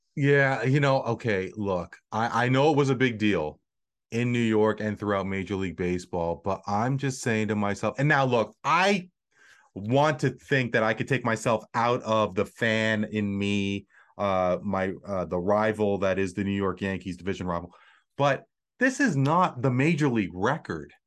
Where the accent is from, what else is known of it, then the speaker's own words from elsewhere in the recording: Canada; as a Canadian